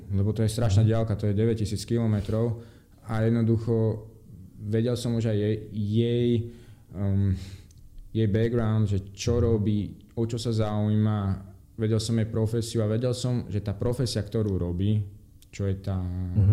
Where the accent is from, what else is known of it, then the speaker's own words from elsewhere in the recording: Slovakia; moved away as an adult; also born or lived in Denmark; now in Brazil; Slovensko povieš